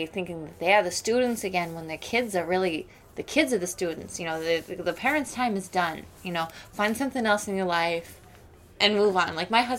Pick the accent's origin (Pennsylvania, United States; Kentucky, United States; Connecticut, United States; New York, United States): New York, United States; I was raised in New York